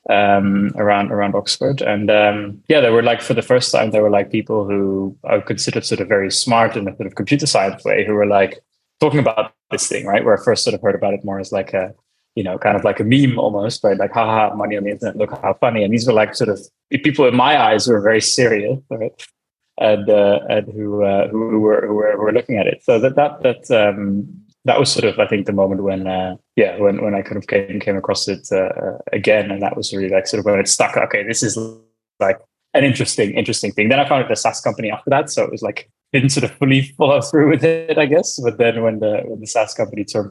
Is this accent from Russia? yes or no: no; Amsterdam, North Holland, Netherlands; I'm from the Netherlands, by the way. So I grew up in Amsterdam